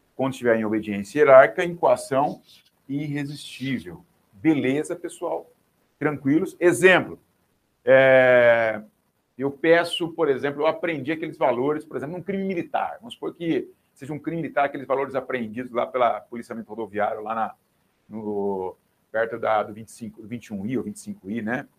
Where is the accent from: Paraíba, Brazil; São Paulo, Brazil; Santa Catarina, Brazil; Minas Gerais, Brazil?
São Paulo, Brazil; Rinópolis; moved away; Rinópolis, que é a terra da onde eu venho, né? minha terra natal